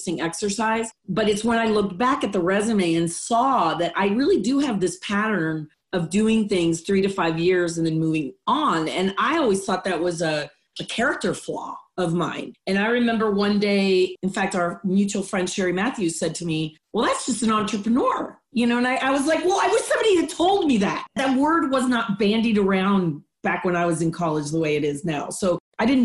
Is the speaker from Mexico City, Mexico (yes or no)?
yes; Mexico City, Mexico; English is a second language; moved away as an adult; also born or lived in Austin, Texas / Cleveland; now in United States; So I was raised in Mexico, Mexico City to be exact. I came to the United States when I was 18